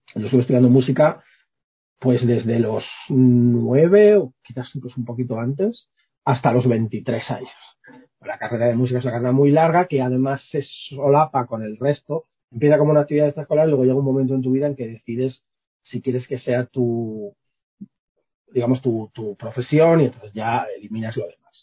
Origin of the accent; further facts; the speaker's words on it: Villaverde, Community of Madrid, Spain; soy un tío de Villaverde